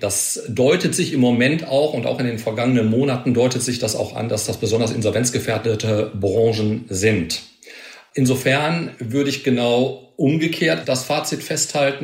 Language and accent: German; Ruhr area, North Rhine-Westphalia, Germany; hier aus meiner Heimat im Ruhrgebiet